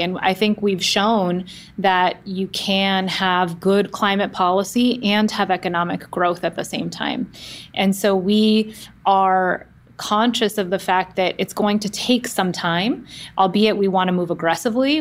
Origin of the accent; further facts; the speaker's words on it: Oakland, California, United States; I grew up in the Bay Area, in the San Francisco Bay Area, specifically in the East Bay in Oakland